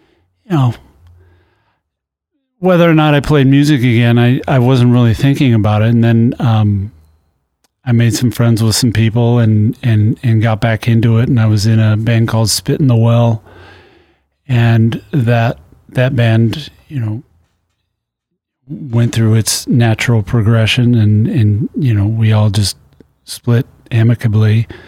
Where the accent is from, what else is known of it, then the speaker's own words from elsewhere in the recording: Pacific Northwest, United States; also born or lived in Midwest; now in Seattle, United States; I moved out to Seattle about 15 years ago. I'm from Pacific Northwest originally, but I lived in the Midwest for about 21 years.